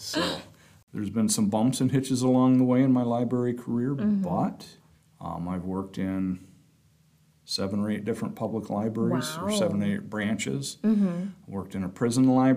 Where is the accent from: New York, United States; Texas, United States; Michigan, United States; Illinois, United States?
Michigan, United States; Muskegon; also born or lived in Fruitport, Michigan; now in Grand Rapids, United States; I grew up in Muskegon. Then we moved to Fruitport. I've been living in Grand Rapids for about 25 years.